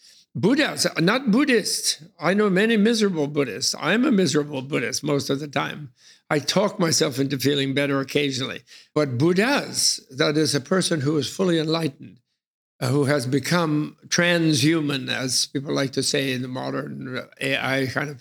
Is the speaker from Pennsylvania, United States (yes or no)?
no; New York City, New York, United States; I chose to be born in New York City in the beginning of World War II.